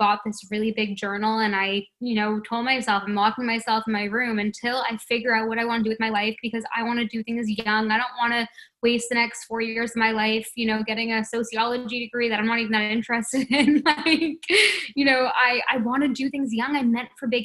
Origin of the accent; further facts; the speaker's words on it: Toronto, Ontario, Canada; moved away as an adult; now in Paradise Island, Bahamas; I was born and raised in Toronto